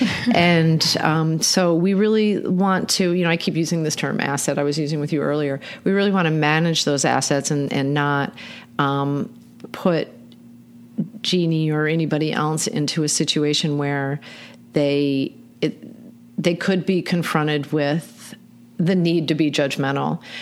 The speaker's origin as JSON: {"language": "English", "region": "Michigan", "country": "United States", "moved": "as an adult", "lives_now": "Baltimore, United States", "said": "I am from Michigan. I moved here to Baltimore in 1989"}